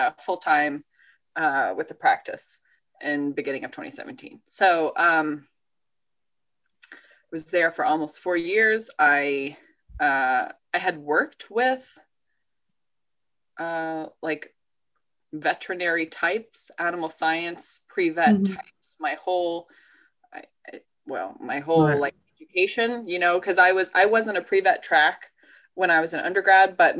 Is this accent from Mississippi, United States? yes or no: no; Georgia, United States; moved away as an adult; also born or lived in Ithaca, New York / New Jersey; born and raised in Georgia, but I don't have deep Georgia roots at all